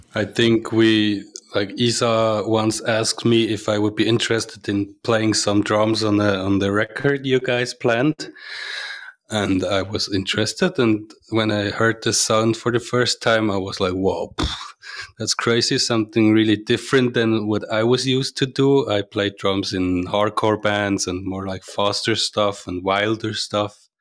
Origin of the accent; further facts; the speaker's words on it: Switzerland; accent: Swiss German; English is a second language